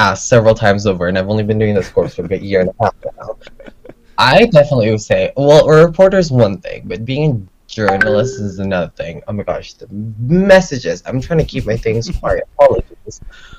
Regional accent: Malaysia; Third culture living. I'm from Malaysia.

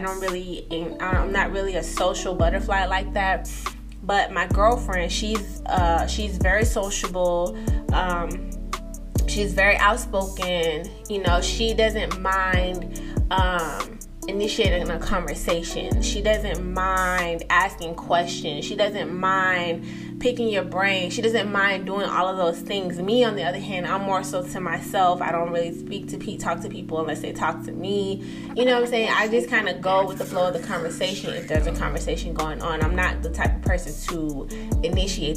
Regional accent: East Coast, United States; I'm from the East Coast

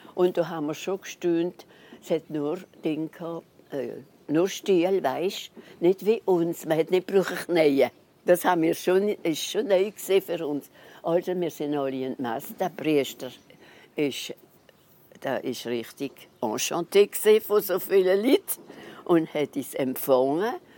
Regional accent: Neuwiller, Grand Est, France; ich bin auf die Welt in Neuwil selber. Und dann seitdem wohne ich immer in Neuwil

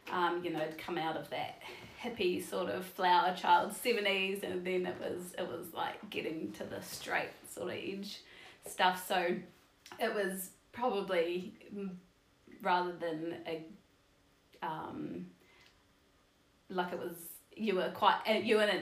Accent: Nelson, New Zealand; Uh, so I am kind of from all over the show. Um, I gr- did most of my growing up in Nelson, though.

